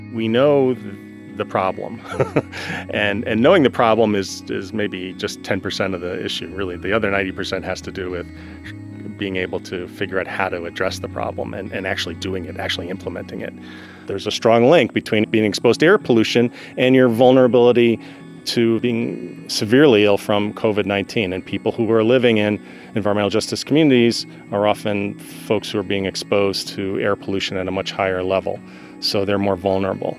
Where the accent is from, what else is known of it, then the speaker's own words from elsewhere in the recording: the Catskills, New York, United States; When I was growing up in the Catskills, and this is, we're talking like 1970s here